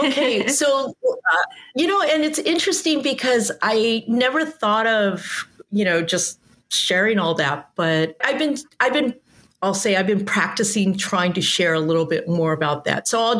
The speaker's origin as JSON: {"language": "English", "area": "San Gabriel Valley", "region": "California", "country": "United States", "tie": "born or raised there", "said": "I grew up in the San Gabriel Valley, or as known as the SGV. When I grew up there, it was it's a working class community. It was also either working class white or Mexican American."}